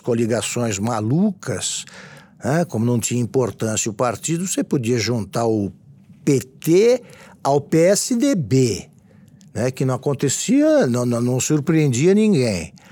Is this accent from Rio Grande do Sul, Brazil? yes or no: no; Taquaritinga, São Paulo, Brazil; Taquaritinga, que é a cidade onde eu nasci